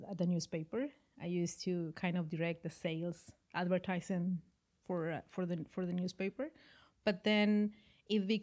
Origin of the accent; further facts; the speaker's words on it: Mexico; moved away as an adult; also born or lived in Costa Rica; now in Vancouver, Canada; I started dancing in Mexico. That's my home country